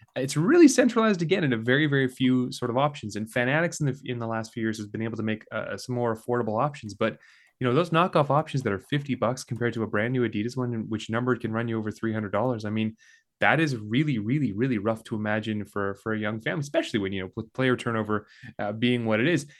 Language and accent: English; Calgary, Alberta, Canada; now in St. Catharines, Canada; I grew up in Calgary